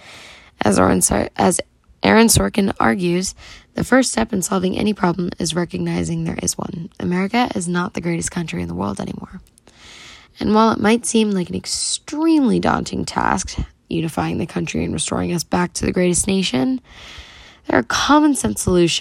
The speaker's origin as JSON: {"language": "English", "country": "United States", "said": "as an American"}